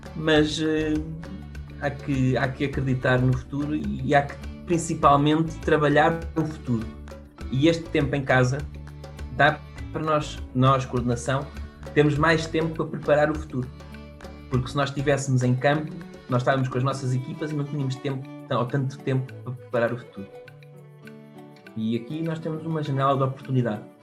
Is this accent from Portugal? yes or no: yes; Portugal; somos portugueses